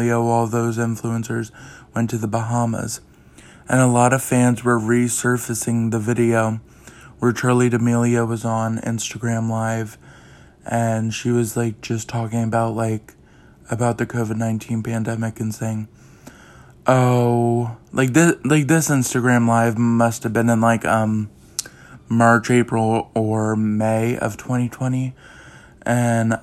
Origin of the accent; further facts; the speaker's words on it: East Coast, United States; my hometown, my state, you know, the East Coast